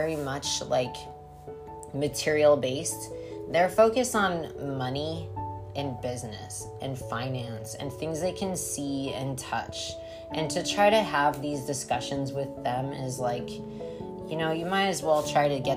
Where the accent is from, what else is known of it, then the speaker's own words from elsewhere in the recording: Colorado, United States; I'm from Colorado